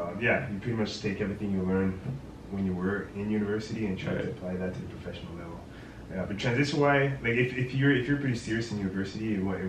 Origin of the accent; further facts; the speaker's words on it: Sudbury, Ontario, Canada; I'm from Sudbury.